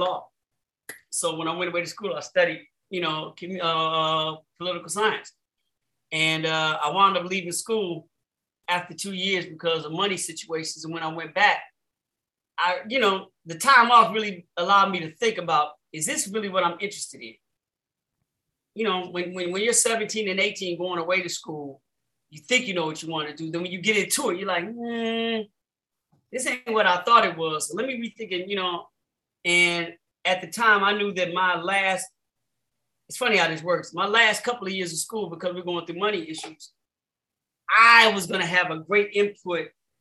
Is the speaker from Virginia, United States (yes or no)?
no; Chicago, Illinois, United States; growing up in Chicago